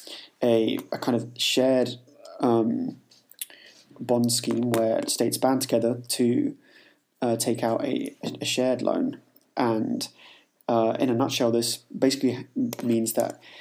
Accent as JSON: {"language": "English", "region": "England", "country": "United Kingdom", "said": "being English"}